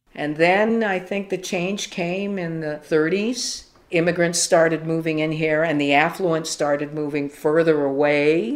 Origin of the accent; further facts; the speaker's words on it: Los Angeles, California, United States; Born and raised in Los Angeles, California, specifically Echo Park, and within Echo Park, Angelino Heights